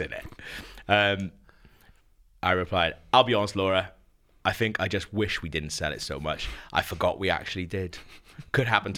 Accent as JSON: {"language": "English", "area": "Caerphilly", "region": "Wales", "country": "United Kingdom", "tie": "born or raised there", "said": "the people of my hometown"}